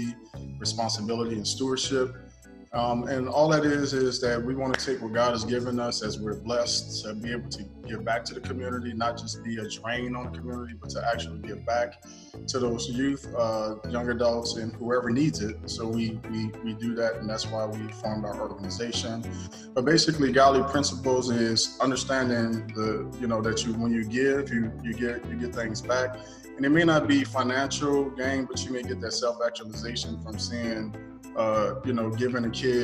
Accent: New Orleans, Louisiana, United States; we're from New Orleans

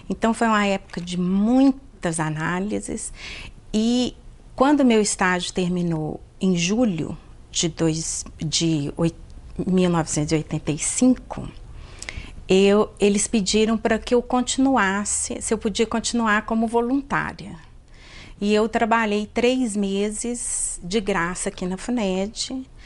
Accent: Belo Horizonte, Minas Gerais, Brazil; also born or lived in Teófilo Otoni; Eu sou originalmente de Tioflotone, a minha família toda é de lá, mas eu vim para cá, para Belo Horizonte, com dois anos. E me sinto um pouco Belo Horizontina, mas tenho o maior orgulho de ter nascido em Tioflotone.

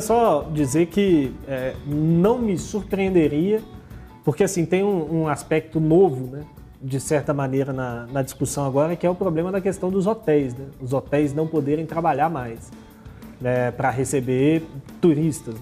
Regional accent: Salinas, Minas Gerais, Brazil; sou aqui natural de Salinas

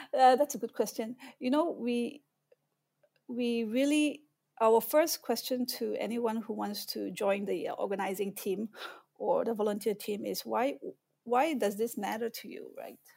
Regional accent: Malaysia; moved away as an adult; also born or lived in Austin, Texas, United States / Singapore; now in Shanghai, China; I was born and raised in Malaysia. I left when I was nineteen years old

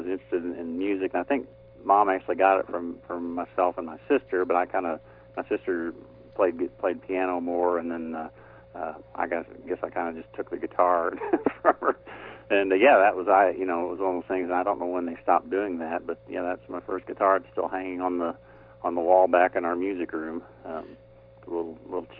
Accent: Indianapolis, Indiana, United States; moved away as an adult; also born or lived in Nashville, Tennessee; born and raised in Indianapolis and lived there until I was about, 30 when I moved to Nashville, Tennessee

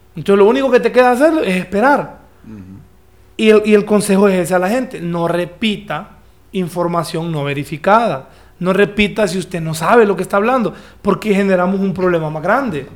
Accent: Danlí, El Paraíso, Honduras; also born or lived in Tegucigalpa; soy el único de Dan Lee ahí

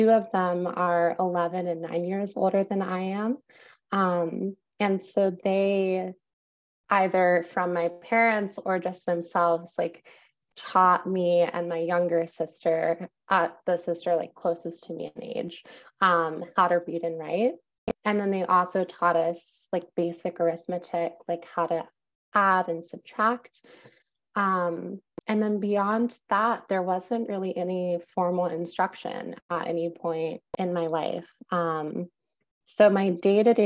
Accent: Wake Forest, North Carolina, United States; moved away as an adult; also born or lived in Greensboro, North Carolina; now in New York City, United States; I grew up in Wake Forest, North Carolina.

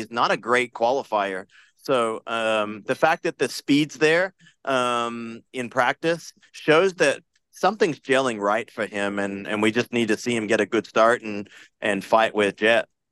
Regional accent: Australia; I'm Aussie

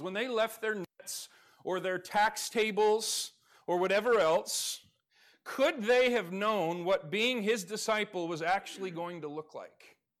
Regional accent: Alaska, United States; moved away; I grew up in Alaska.

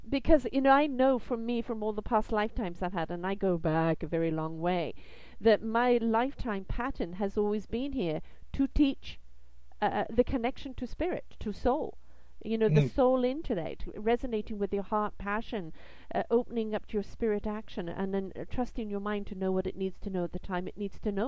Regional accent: United Kingdom; I am British

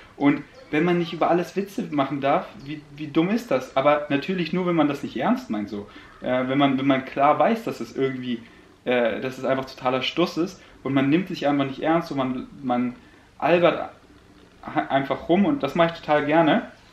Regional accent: Germany; first language German; also born or lived in Königsleiten, Austria / Berlin / Munich; ich bin 100% Deutscher

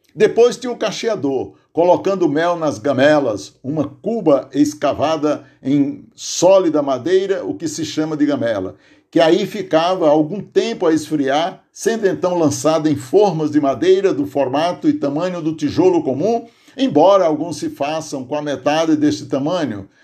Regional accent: Aurora, Ceará, Brazil; now in Santo André, Brazil; lá em casa, no sítio Tipi, município de Aurora, Ceará, onde nasci

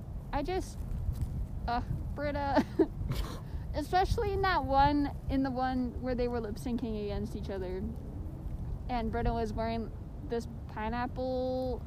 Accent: Canada; I'm Canadian

